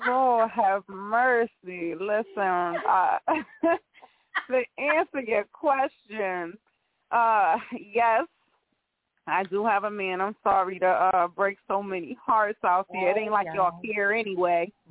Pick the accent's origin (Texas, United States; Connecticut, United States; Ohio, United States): Connecticut, United States; Bridgeport; now in North Carolina, United States; Everybody think I'm from New York when they hear me talk, but I'm originally from Bridgeport, Connecticut.